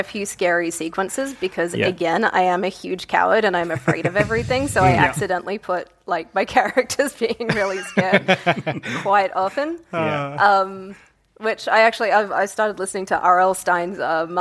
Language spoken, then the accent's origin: English; Northern Territory, Australia; I'm from the Northern Territory. So there were, I think, 15 people in my school.